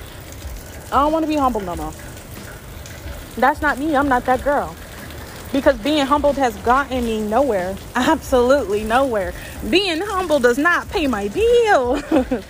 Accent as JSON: {"language": "English", "region": "the South", "country": "United States", "tie": "born or raised there", "said": "I grew up in the South."}